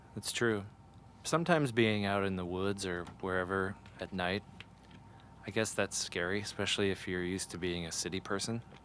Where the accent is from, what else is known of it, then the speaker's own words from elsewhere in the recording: Ohio, United States; I grew up in a town that had a college in it, and one of the college colors was orange. So there was a lot of orange around me growing up. And I'm from Ohio